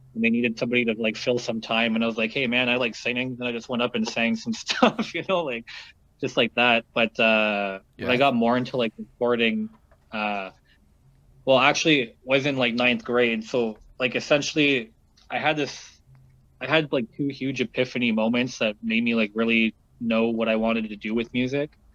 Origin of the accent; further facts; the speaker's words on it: Sudbury, Ontario, Canada; now in Toronto, Canada; in my hometown, um, it kind of just like blew up to be a cool Sudbury rapper and then everybody all of a sudden was a fucking rapper in that town